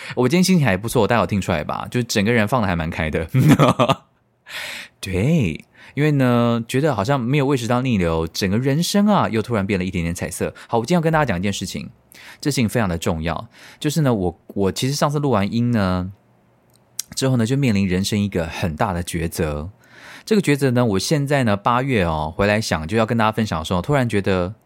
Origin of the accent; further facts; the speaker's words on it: Tainan, Taiwan; 你知道我们台南人就是非常的怕死